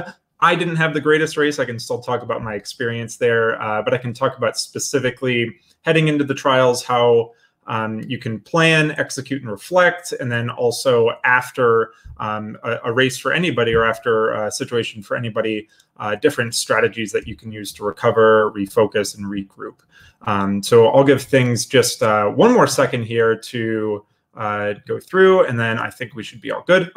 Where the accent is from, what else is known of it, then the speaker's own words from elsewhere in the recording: Ohio, United States; moved away; I'm originally from Ohio